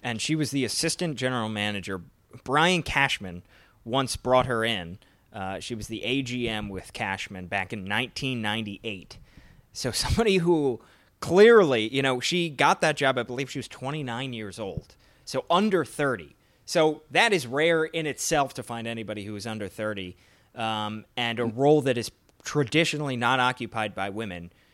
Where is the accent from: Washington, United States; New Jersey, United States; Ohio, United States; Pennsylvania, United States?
Pennsylvania, United States; Philadelphia; my hometown team, the Philadelphia Phillies